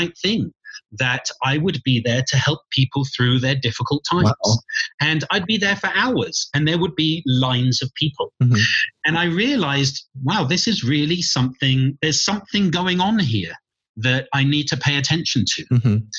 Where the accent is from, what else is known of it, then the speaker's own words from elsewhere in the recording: England, United Kingdom; Well, I come from England.